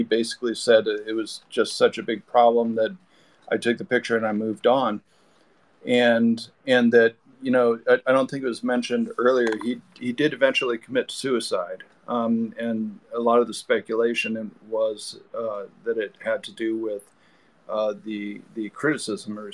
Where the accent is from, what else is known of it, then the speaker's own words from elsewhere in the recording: Fort Wayne, Indiana, United States; now in California, United States; I'm from Fort Wayne, close to Chicago, and I also moved out to California